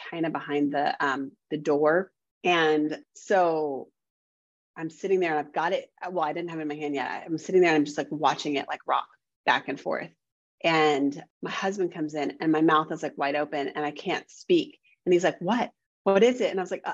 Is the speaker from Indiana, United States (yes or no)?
yes; Indiana, United States; We moved back home. I'm from Indiana.